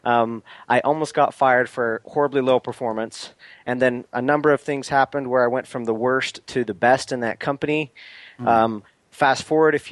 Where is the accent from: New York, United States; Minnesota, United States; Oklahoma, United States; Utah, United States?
Utah, United States; Salt Lake City; So I'm originally from Salt Lake City, Utah